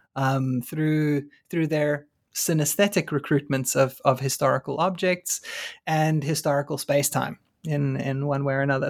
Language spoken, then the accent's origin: English; South Africa; moved away as an adult; now in United States; as a South African